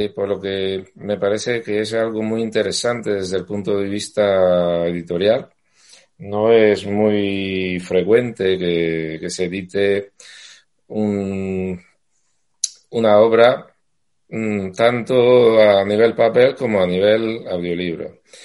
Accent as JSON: {"language": "Spanish", "town": "Castellammare di Stabia", "region": "Campania", "country": "Italy", "tie": "born or raised there", "second_language": "Spanish", "moved": "as an adult", "lives_now": "Madrid, Spain", "said": "yo soy napolitano, vivo, bueno, he vivido en un pueblo cercano eh, que se llama Castalamar, Edistavia"}